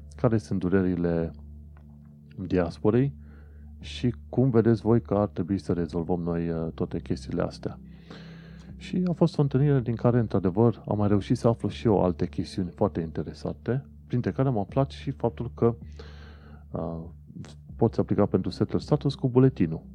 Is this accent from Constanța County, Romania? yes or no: yes; Constanța, Constanța County, Romania; moved away as an adult; now in United Kingdom; Constanța, orașul meu